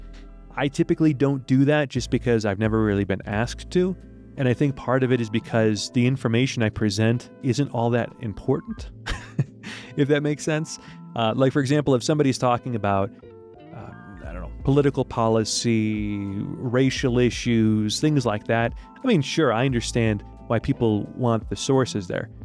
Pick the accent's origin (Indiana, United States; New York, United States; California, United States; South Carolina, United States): New York, United States; Rochester; moved away as an adult; also born or lived in Rome, Italy / Ecuador; I'm from New York originally, upstate New York, the city of Rochester. That's where I was born, and that's where I grew up